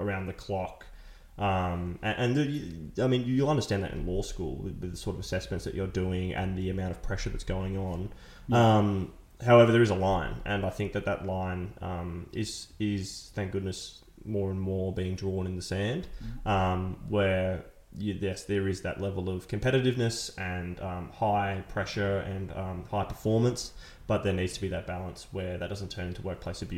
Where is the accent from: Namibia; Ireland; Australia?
Australia; Victoria; I'm from Victoria.